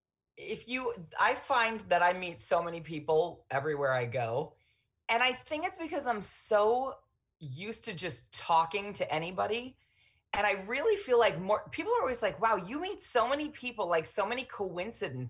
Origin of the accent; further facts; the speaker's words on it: Arizona, United States; I'm from Arizona